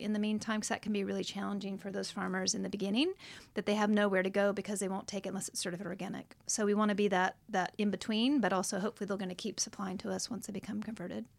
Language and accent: English; United States; moved away as an adult; now in Australia; I am from America, from the States, but I am now dis-, now a citizen